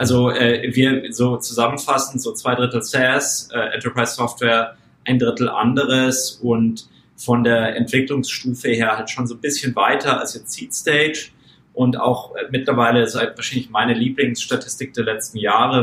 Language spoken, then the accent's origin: German; Munich, Bavaria, Germany; moved away; ich bin ursprünglich aus München, aus München und bin selber Mittelstandskind